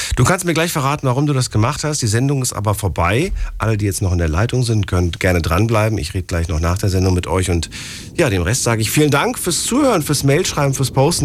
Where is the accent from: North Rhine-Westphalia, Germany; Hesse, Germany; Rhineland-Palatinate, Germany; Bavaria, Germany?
Hesse, Germany; Frankfurt; Ich komme aus Frankfurt